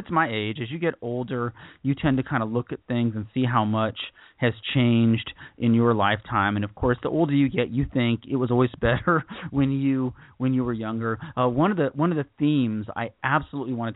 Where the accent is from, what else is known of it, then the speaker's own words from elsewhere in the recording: United States; As an American or as a Westerner